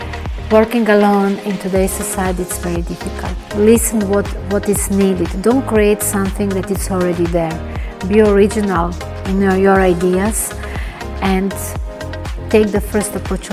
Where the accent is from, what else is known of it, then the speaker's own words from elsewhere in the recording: Belgrade, Serbia; English is a second language; now in Cyprus; Me coming from, I'm originally from Belgrade, Serbia, and we have a very, very strong connection with Cypriot and Greek people.